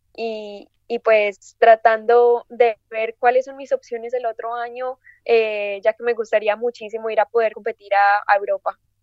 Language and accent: Spanish; Medellín, Antioquia, Colombia; moved away as an adult; also born or lived in United States; nací en Medellín, Colombia